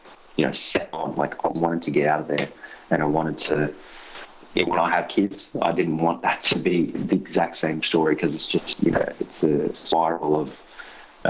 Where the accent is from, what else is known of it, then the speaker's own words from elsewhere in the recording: Sydney, New South Wales, Australia; growing up in Western Sydney was a pretty crazy experience. I grew up in Mount Druitt, and even worse, I grew up in a suburb called Wilmot